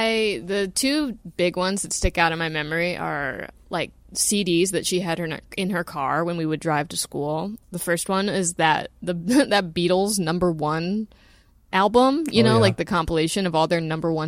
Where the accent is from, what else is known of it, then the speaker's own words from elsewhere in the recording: Louisville, Kentucky, United States; I mean, yeah, it's a nice place. Very green. You know, it's I'm trying to think. It felt like a pretty, you know, normal place. I was lucky. I lived on a street that had lots of kids on it growing up.